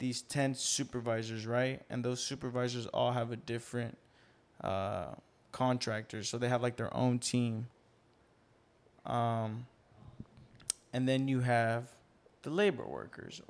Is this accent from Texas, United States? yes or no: yes; Austin, Texas, United States; Born and raised in Austin, Texas. Okay. Family's from Mexico.